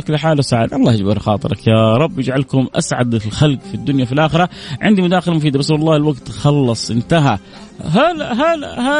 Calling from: Jeddah, Makkah Province, Saudi Arabia; من جده

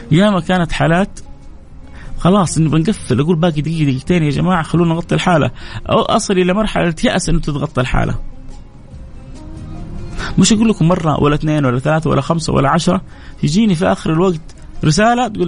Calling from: Palestine; انا متابعينك آه، من فلسطين يعني متابعينك آه، لاهلنا بفلسطين من فلسطين

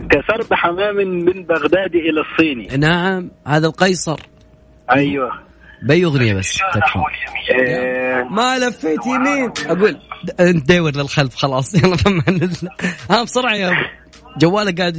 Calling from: Al-Ahsa, Eastern Province, Saudi Arabia; انا بكلمك من الاحساء

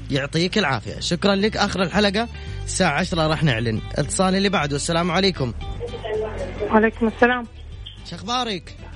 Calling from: Jeddah, Makkah Province, Saudi Arabia; معكم من جدة

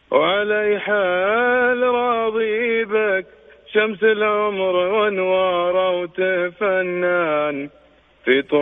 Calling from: Jeddah, Makkah Province, Saudi Arabia; اكلمك آه، من جده

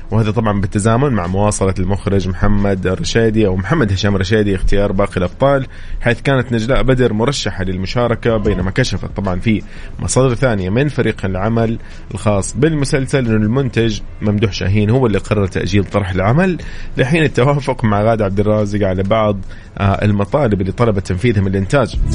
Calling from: Tabuk, Tabuk Province, Saudi Arabia; من تبوك

